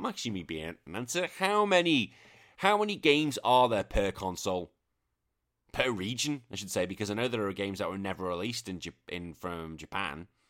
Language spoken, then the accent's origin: English; England, United Kingdom; now in Australia; I'm British and I'm English